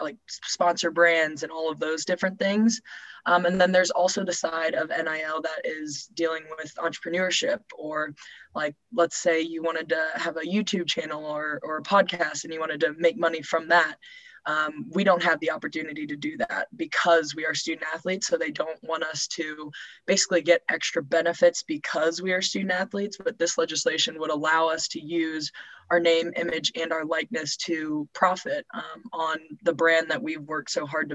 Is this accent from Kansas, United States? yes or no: no; Carmel, Indiana, United States; moved away as an adult; now in Louisville, United States; I'm originally from Carmel, Indiana, which is just north of Indianapolis